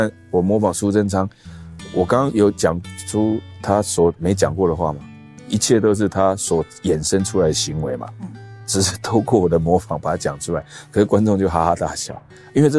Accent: Nantou County, Taiwan; also born or lived in Hsinchu; 那我是新竹出生的，呃，有一年我爸爸就调到中部的国中去当校长，啊、在南投，那我就全家就搬到南投。那南投那时候我刚好是小学一年级，要读小学一年级。

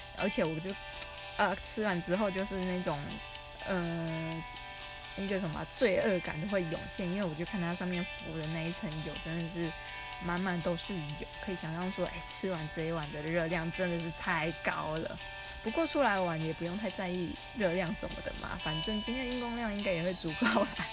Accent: Taiwan; 我来自于台湾

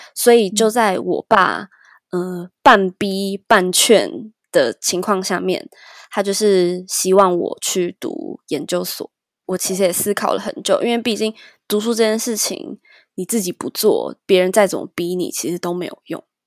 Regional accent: Taiwan; 从小在台湾就是填鸭式教育嘛

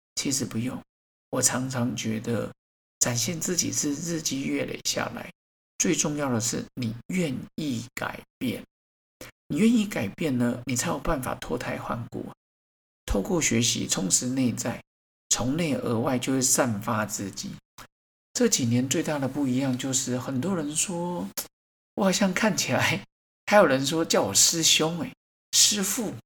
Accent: Xiaoli Elementary School, Bade, Taoyuan, Taiwan; 像我来自一个很小的学校， 巴德的小李国小

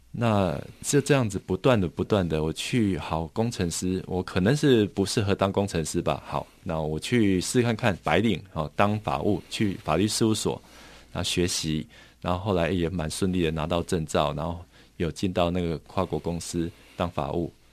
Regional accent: Taiwan; 我们台湾这边

